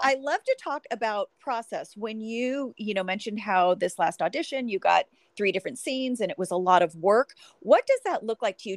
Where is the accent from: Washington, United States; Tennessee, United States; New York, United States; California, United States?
California, United States; Sacramento; I'm from Sacramento. So we're both NorCal girls